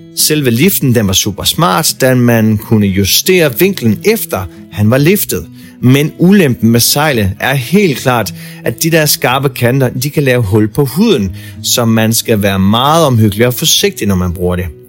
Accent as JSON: {"language": "Danish", "country": "Denmark", "moved": "as an adult", "lives_now": "New Zealand", "said": "hjemme i Danmark"}